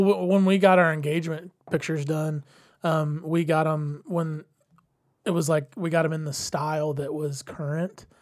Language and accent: English; Georgia, United States; we're from the area, we're from Georgia